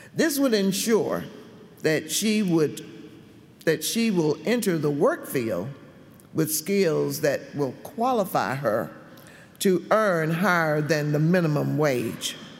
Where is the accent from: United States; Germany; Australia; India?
United States; Gastonia, North Carolina; when I was a little girl growing up in Gastonia, North Carolina.